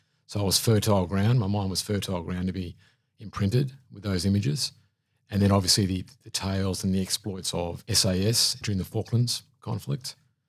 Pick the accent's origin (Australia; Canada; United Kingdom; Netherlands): Australia; Brisbane, Queensland; also born or lived in Sydney / Coffs Harbour / Townsville / Charters Towers; Alex, I was born in Sydney, New South Wales, but spent my primary years in Coffs Harbour and then Townsville and Charters Towers. Somewhere around 1980, my family moved to Brisbane, so I did my secondary schooling in Brisbane.